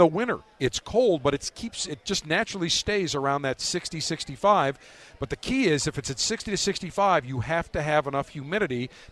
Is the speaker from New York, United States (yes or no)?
yes; Buffalo, New York, United States; now in Florida, United States; Growing up in Buffalo